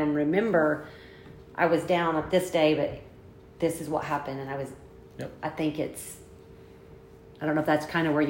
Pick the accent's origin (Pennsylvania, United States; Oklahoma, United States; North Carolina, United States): Oklahoma, United States; We're from Oklahoma.